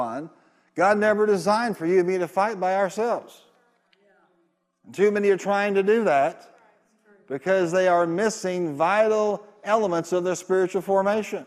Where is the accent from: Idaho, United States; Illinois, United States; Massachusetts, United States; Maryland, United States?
Illinois, United States; Carbondale; my pastor growing up in Illinois and Carbondale